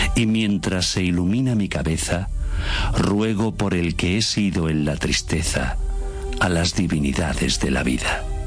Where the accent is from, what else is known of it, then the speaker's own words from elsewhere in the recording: Cuba; moved away; donde yo nací, donde eh, me he criado